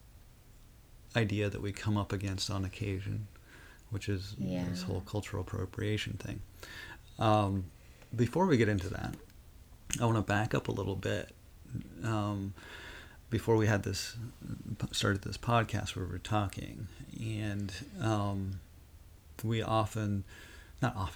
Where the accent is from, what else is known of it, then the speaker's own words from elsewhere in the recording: Rosebud Reservation, South Dakota, United States; I grew up on the Rosebud Reservation, which is Lakota Sioux